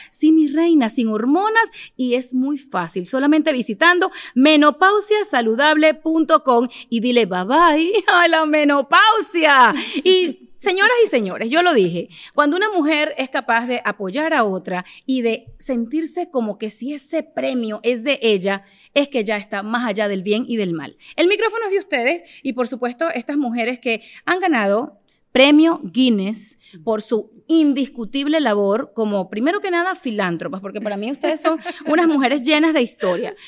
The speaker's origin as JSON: {"language": "Spanish", "country": "Venezuela", "said": "yo soy de Venezuela"}